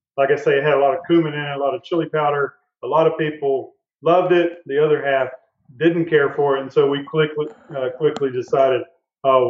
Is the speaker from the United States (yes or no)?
yes; Noonday, Texas, United States; when I was a little kid, I was from East Texas, a little town called Noonday outside of Tyler